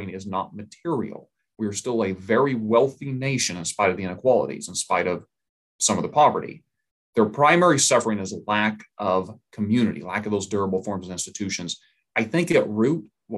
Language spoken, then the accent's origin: English; Oklahoma, United States; I'm from Oklahoma. It's a very red state